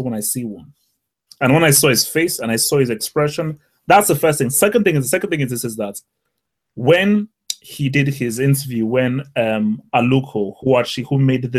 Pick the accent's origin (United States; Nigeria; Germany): Nigeria; as a Nigerian